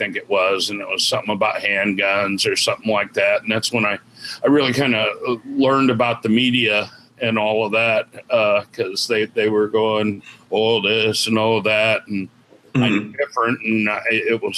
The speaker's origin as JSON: {"language": "English", "region": "California", "country": "United States", "moved": "as an adult", "lives_now": "Illinois, United States", "said": "I was originally from California"}